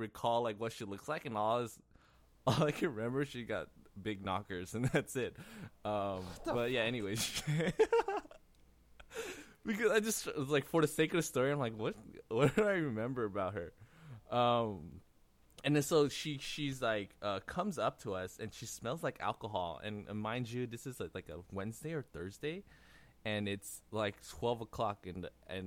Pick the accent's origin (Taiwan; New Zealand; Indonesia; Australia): Taiwan; I'm from Taiwan